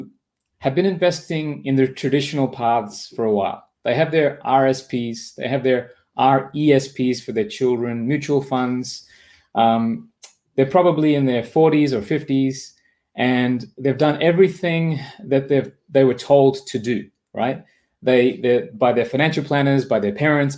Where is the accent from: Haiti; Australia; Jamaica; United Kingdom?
Australia; accent: Australian; moved away as an adult; also born or lived in Japan; my accent is from Australia because that's where I grew up